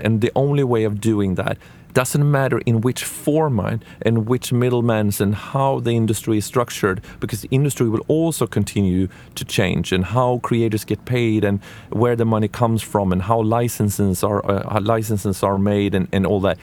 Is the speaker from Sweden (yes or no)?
yes; Sweden; I'm from Sweden